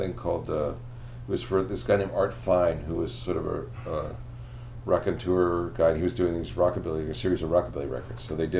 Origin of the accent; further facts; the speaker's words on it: Philadelphia, Pennsylvania, United States; I came, like, I was straight from Philadelphia.